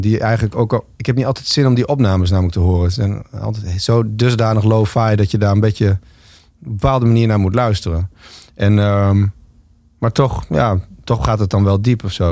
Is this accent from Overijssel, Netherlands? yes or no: no; Winsum, Groningen, Netherlands; ik groeide op in Winsum